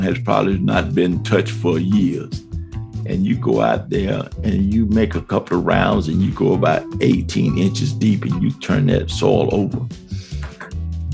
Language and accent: English; Miami, Florida, United States; moved away as an adult; now in Buena Vista, Georgia, United States; at the age of 4 or 5, we moved to Miami, Florida